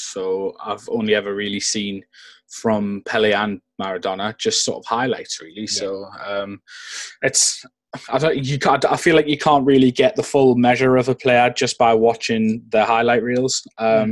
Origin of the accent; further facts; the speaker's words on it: England, United Kingdom; I'm English